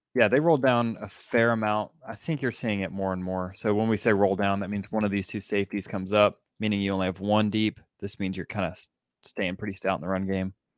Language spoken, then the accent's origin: English; Atlanta, Georgia, United States; I grew up in Atlanta